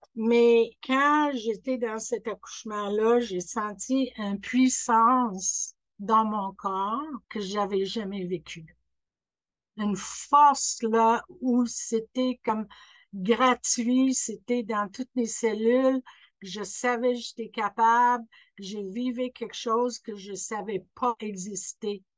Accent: Scotland, United Kingdom; French is a second language; now in Quebec, Canada; je suis née en Écosse

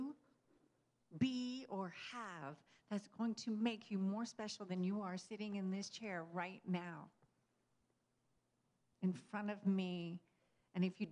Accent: Texas, United States; I grew up in Texas

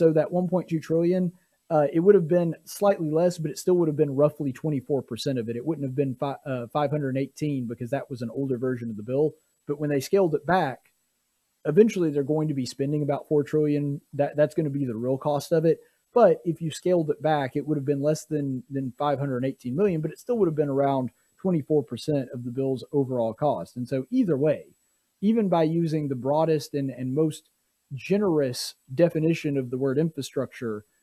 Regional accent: Marbury, Alabama, United States; Alabama more than most places, my home state

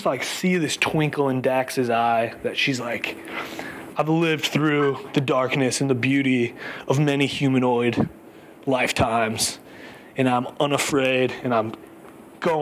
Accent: Chicago, Illinois, United States; now in New York, United States; I'm a Chicagoan, a happy Chicagoan, currently living in New York

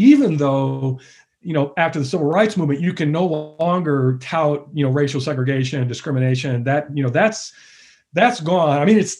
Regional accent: Michigan, United States; moved away as an adult; now in Texas, United States; I grew up a Yankee in Michigan. I've lived most of my adult life in Texas.

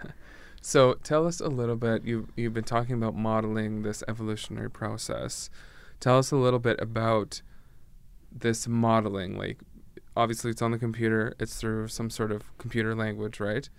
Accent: Canada; I'm from Canada

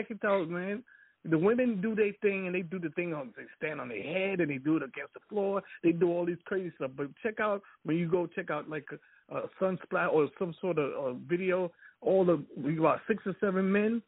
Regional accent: Jamaica; I'm Jamaican

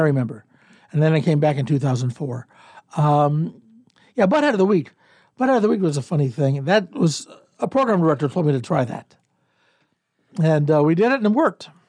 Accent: Cleveland, Ohio, United States; moved away as an adult; also born or lived in Columbus, Ohio / Kansas City; now in Omaha, United States; I was born in Cleveland, Ohio, uh, nineteen fifty-five

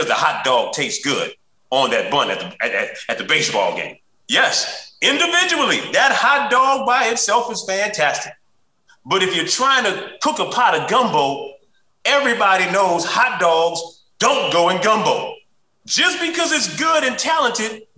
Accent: New Orleans, Louisiana, United States; growing up in New Orleans

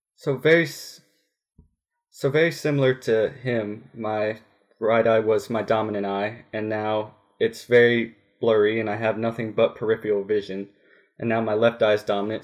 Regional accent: Grayslake, Illinois, United States; now in Woodruff, United States; I'm originally from Grace Lake, Illinois. I now live in Woodruff, South Carolina

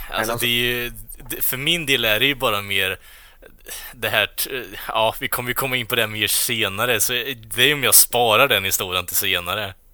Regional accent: Norrland, Sweden; vi är från Norrland

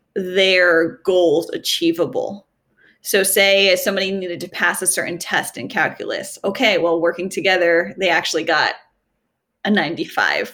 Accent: Southern New England, United States; I'm from Southern New England, Connecticut, Rhode Island, and Massachusetts

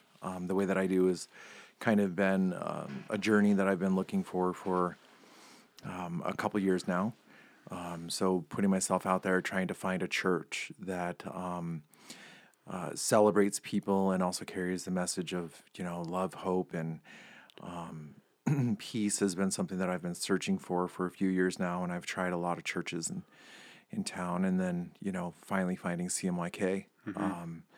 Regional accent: Billings, Montana, United States; Yeah, born and raised in Billings, and you know, South Side kid.

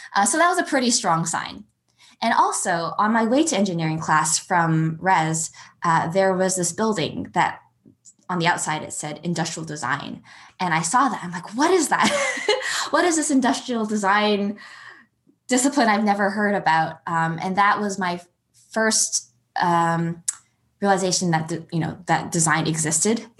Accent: Calgary, Alberta, Canada; also born or lived in Edmonton, Alberta; I grew up in Alberta. I was born in Edmonton and grew up in Calgary.

